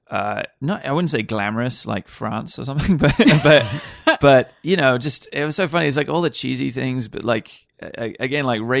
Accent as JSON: {"language": "English", "region": "Wales", "country": "United Kingdom", "tie": "born or raised there", "also_born_or_lived": "Ireland", "moved": "as an adult", "lives_now": "United States", "said": "Uh, I came here after university. So I grew up in Wales. I went to university in, in Ireland and uh, then came uh, out to the States when"}